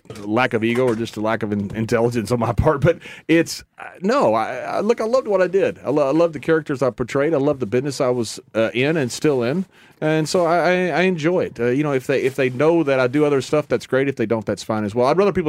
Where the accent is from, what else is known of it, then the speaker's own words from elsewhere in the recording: Sweetwater, Texas, United States; moved away; I grew up in Sweetwater, Texas. Nolan County is the wind capital of the world.